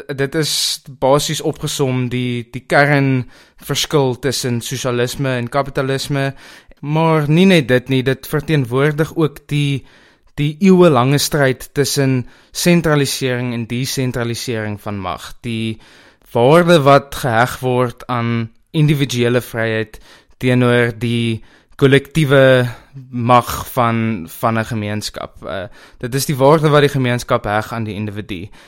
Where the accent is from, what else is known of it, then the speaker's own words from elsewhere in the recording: South Africa; as Suid-Afrikaners